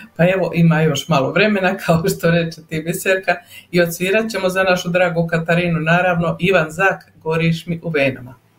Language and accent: Croatian; Herzegovina, Bosnia & Herzegovina; now in Calgary, Canada; Ja sam ti Hercegovka